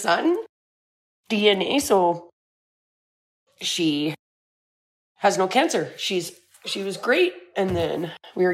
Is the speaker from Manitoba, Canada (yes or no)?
no; Salmon Arm, British Columbia, Canada; I'm from Salmon Arm, British Columbia.